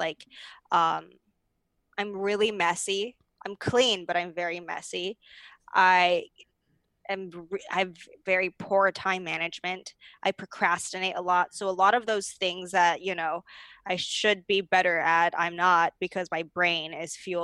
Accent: Arcadia, California, United States; where I grew up in Arcadia, it is very academic driven.

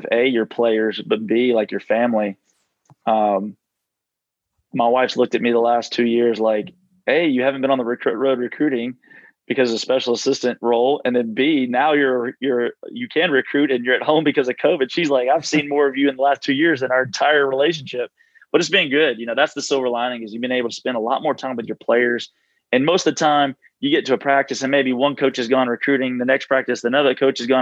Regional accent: Nashville, Tennessee, United States; I'm from Nashville

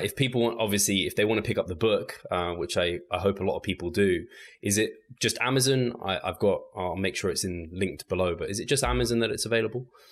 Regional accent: England, United Kingdom; I'm English English.

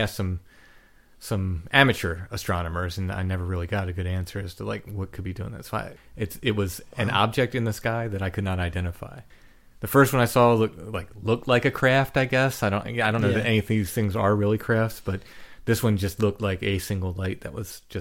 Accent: northern Maryland, United States; The farm I grew up on in Maryland, northern Maryland.

